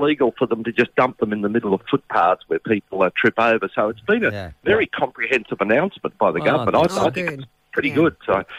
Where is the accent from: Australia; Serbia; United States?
Australia; Brisbane, Queensland; when I was a kid growing up in Brisbane